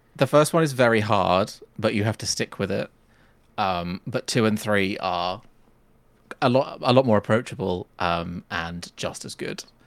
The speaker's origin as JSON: {"language": "English", "town": "Nuneaton", "region": "West Midlands", "country": "United Kingdom", "said": "I'm from a small town called Nuneaton in, uh, the Midlands of, uh, the U K"}